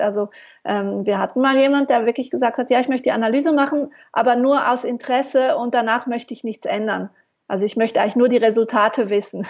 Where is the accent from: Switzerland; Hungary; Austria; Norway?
Switzerland; also born or lived in Mallorca; Ich äh, bin Schweizerin, lebe in der Nähe von Basel